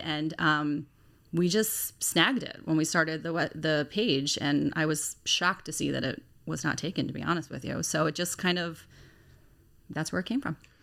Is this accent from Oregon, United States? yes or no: no; Lutherville-Timonium, Maryland, United States; I am from the Lutherville Timonium area